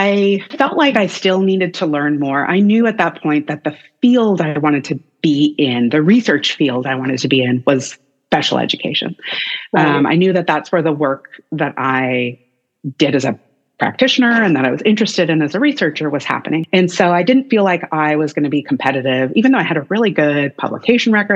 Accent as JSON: {"language": "English", "country": "Canada", "also_born_or_lived": "Nashville, Tennessee, United States", "moved": "as an adult", "lives_now": "Austin, United States", "said": "as a Canadian"}